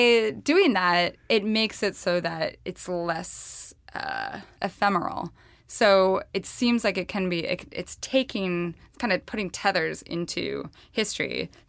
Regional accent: the West, United States; I'm from the West.

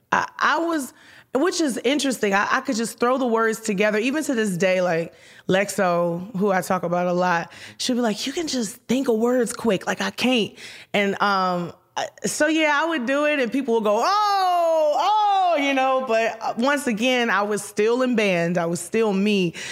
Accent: Houston, Texas, United States; moved away as an adult; also born or lived in Detroit, Michigan / Minneapolis; I was born in Detroit, Michigan. I was raised in Houston, Texas

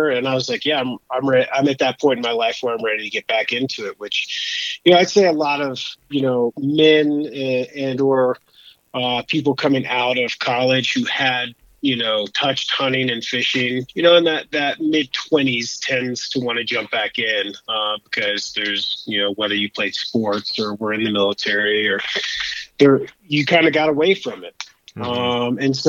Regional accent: Bethel, Alaska, United States; moved away; also born or lived in Alabama / Georgia / Vermont; I'm originally from Alabama, but when I was a kid, my parents moved us up to Bethel, Alaska, where I got into hunting and fishing and kind of enjoying the outdoors.

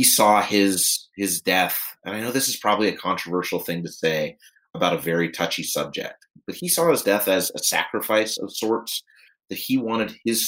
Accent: Pittsburgh, Pennsylvania, United States; moved away; I was back visiting family in my hometown of Pittsburgh, Pennsylvania

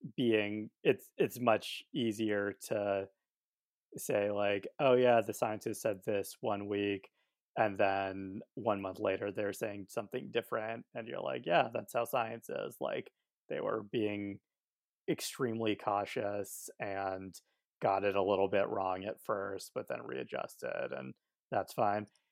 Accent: Albuquerque, New Mexico, United States; also born or lived in Northeast United States; now in Northeast, United States; I grew up in Albuquerque and have been living in the Northeast for the past, I don't know, ten years

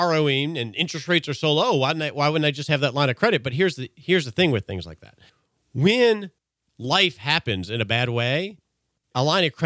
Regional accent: Texas, United States; We're both from Texas

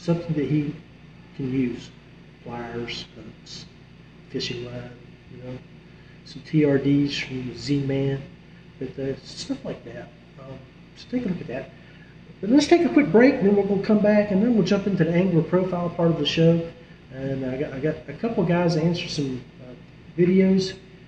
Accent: West Virginia, United States; my home state of West Virginia

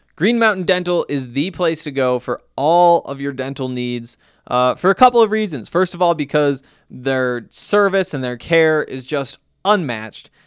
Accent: Montana, United States; I'm from Montana, went to the University of Montana

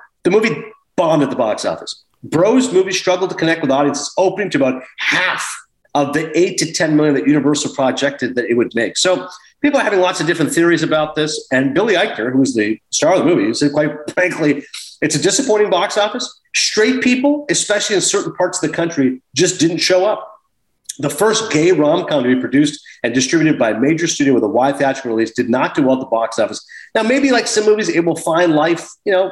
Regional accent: Toronto, Ontario, Canada; born or raised there

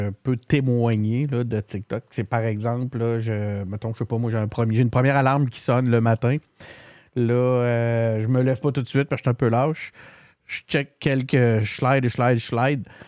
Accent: Blainville, Quebec, Canada; born there; je pense que je suis né à Blainville.

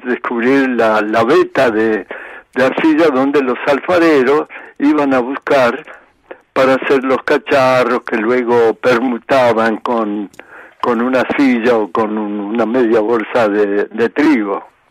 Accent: Buenos Aires, Argentina; also born or lived in Polia, Calabria, Italy; nosotros somos oriundos de Calabria, la parte, digamos, central de Calabria, en un pueblito muy pequeño, tendiendo a desaparecer hoy, ¿eh? llamado Polía

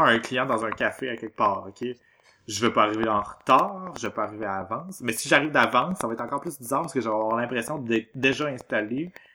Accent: Quebec, Canada; on est québécois

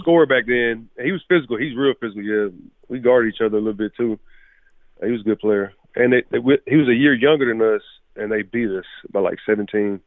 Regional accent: Galveston, Texas, United States; moved away as an adult; also born or lived in College Station, Texas; now in Tampa, United States; my hometown of Galveston, Texas

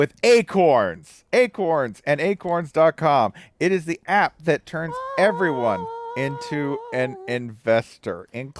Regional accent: Tennessee, United States; I'm from Tennessee.

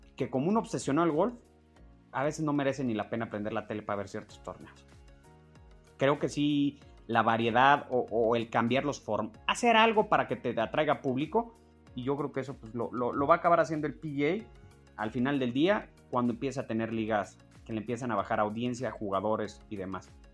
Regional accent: Mexico; Como mexicano

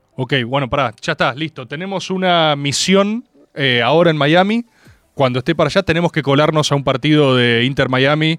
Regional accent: Argentina; como argentinos

